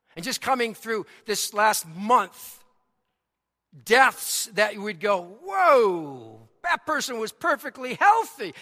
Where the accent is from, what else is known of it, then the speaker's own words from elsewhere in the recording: Boston, Massachusetts, United States; accent: Boston; my Boston accent